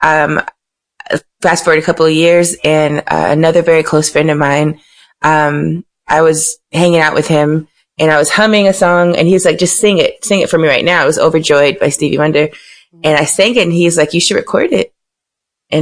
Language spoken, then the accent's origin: English; Miami, Florida, United States; I'm from Miami.